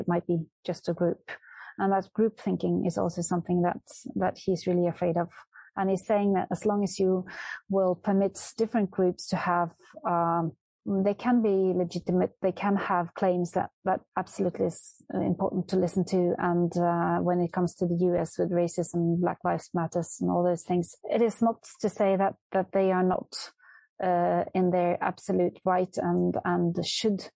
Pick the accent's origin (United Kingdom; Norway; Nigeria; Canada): Norway; I was born and raised in Norway